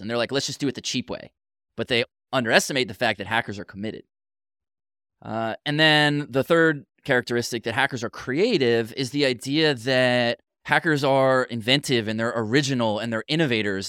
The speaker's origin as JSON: {"language": "English", "country": "United States", "said": "I'm too American"}